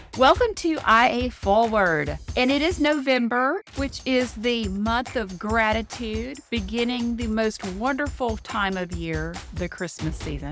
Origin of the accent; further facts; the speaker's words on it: Louisiana, United States; now in Florida, United States; I'm from Louisiana, I'm in Florida now